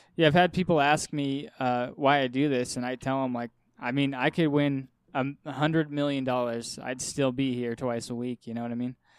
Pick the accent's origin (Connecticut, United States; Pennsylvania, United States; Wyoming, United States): Wyoming, United States; I'm from Wyoming